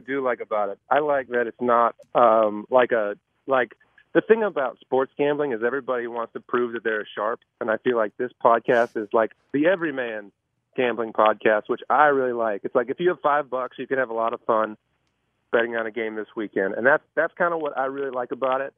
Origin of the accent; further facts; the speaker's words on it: Michigan, United States; also born or lived in Chicago, Illinois; now in Nashville, United States; I grew up, I grew up in Michigan